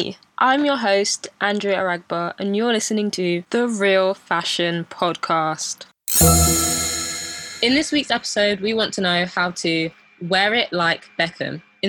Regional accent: United Kingdom; despite our modern Black British Gen Z upbringing, our heritage, I would say, leans on the traditional side. So as we're both of Nigerian descent

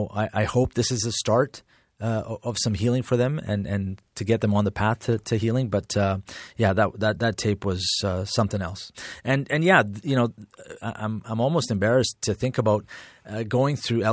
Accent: Edmonton, Alberta, Canada; growing up in Millwoods, went to junior high at Dan Knott

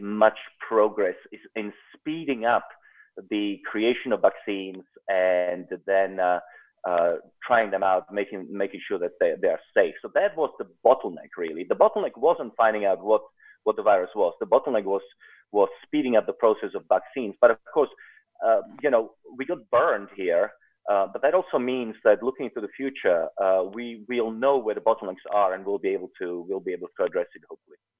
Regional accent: South Africa; also born or lived in Czechoslovakia; now in United States; I grew up in South Africa, but I wasn't born there

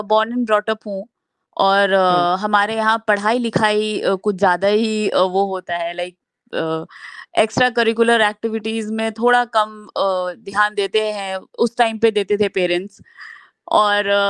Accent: Bhagalpur, Bihar, India; now in Mumbai, India; मैं भागलपुर शहर बिहार से हूँ तो वहां से मैंने बायोटेक्नोलॉजी किया है

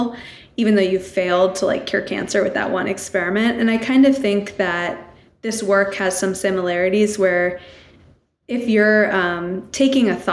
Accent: New Hampshire, United States; I grew up in New Hampshire

